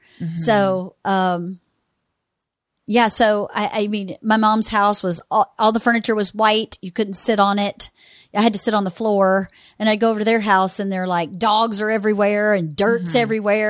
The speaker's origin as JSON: {"language": "English", "region": "Georgia", "country": "United States", "said": "I mean, I'm from Georgia."}